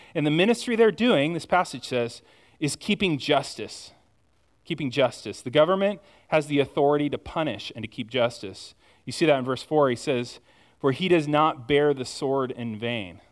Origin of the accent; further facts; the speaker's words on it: United States; I'm as American as the rest of you